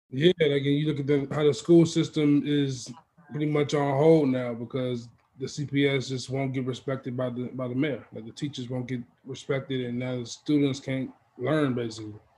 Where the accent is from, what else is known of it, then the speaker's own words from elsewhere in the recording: Maywood, Illinois, United States; I'm from Maywoods